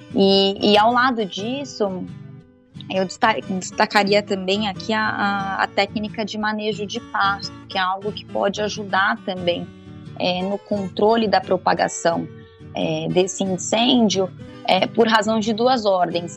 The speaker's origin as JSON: {"language": "Portuguese", "town": "Campo Grande", "region": "Mato Grosso do Sul", "country": "Brazil", "tie": "born or raised there", "said": "eu sou de Mato Grosso do Sul, então ah, sou é? em Campo Grande, exato, sou de lá"}